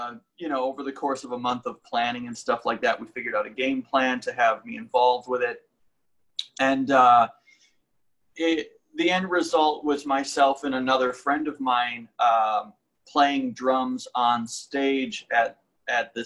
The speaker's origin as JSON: {"language": "English", "town": "Buffalo", "region": "New York", "country": "United States", "tie": "born or raised there", "moved": "as an adult", "lives_now": "Los Angeles, United States", "said": "I grew up actually in Western New York, in the suburbs of Buffalo."}